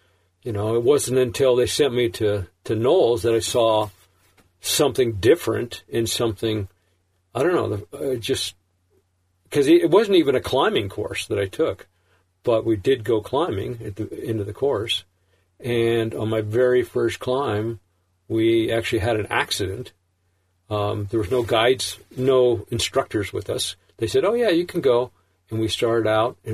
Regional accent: Sonoma, California, United States; I was growing up in Sonoma, and this is in the 60s, late 60s

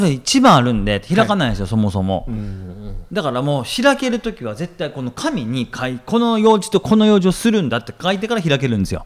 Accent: Shiga, Japan; moved away; 自分のふるさとの滋賀県

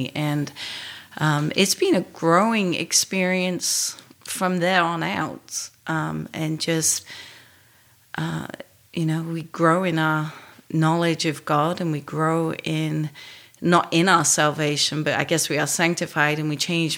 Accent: England, United Kingdom; moved away as an adult; now in United States; I am from England. I came here in 93

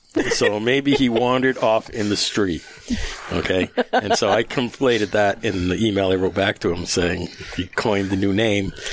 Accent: Rhode Island, United States; I'm from Rhode Island.

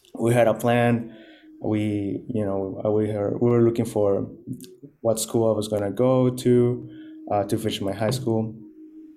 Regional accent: Maracaibo, Zulia, Venezuela; now in Miami, United States; I was born in the city of Maracaibo, and it's the second most populated city in the entire country in Venezuela

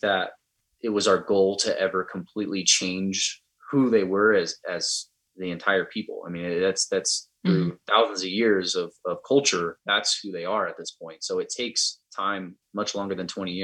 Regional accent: United States

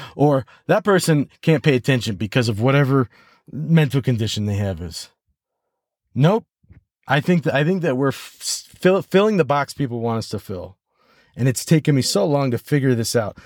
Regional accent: United States; first language English; my first language, obviously, is American English, and my second language is French

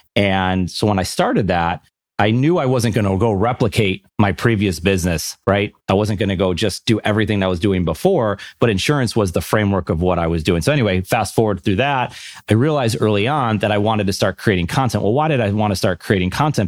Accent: Buffalo, New York, United States; I'm from Buffalo, New York, so of course you grew up a Bills and Sabres fan

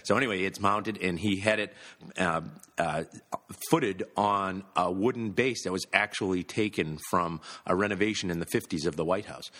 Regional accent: Massachusetts, United States; I'm from Massachusetts, we've all grown up with this

